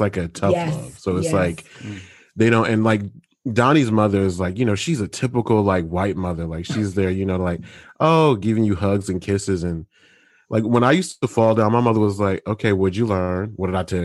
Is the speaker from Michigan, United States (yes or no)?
yes; Michigan, United States; I'm from Michigan, which is right next door